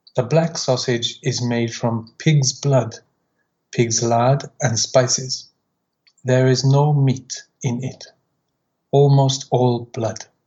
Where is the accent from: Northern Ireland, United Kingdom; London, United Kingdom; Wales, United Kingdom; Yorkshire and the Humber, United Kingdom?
Wales, United Kingdom; now in Gifu, Japan; This is my hometown's local breakfast my hometown is next to the sea